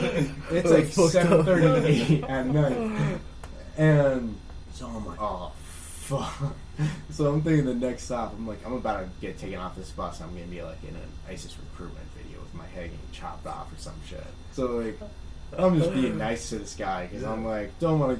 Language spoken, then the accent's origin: English; United States; we're American